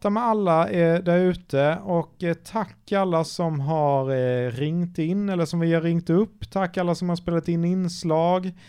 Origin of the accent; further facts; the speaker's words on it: Småland, Sweden; accent: Småländska; min småländska